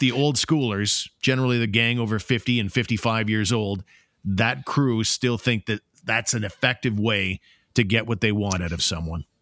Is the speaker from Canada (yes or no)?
yes; Ottawa, Ontario, Canada; It's my hometown